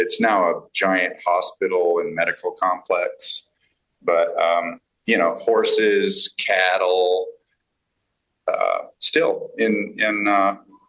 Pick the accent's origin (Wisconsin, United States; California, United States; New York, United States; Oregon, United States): California, United States; Los Angeles; also born or lived in Inglewood, California; now in New Orleans, United States; But I grew up in the San Fernando Valley. In the West Valley, which is a place now called West Hills.